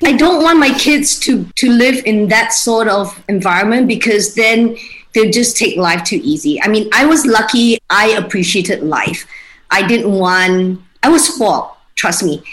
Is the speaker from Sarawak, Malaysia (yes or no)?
yes; Kuching, Sarawak, Malaysia; moved away as an adult; also born or lived in Australia / Singapore; now in Kuala Lumpur, Malaysia; So I grew up in Kuching, lived there for 19 years before I moved to Australia to study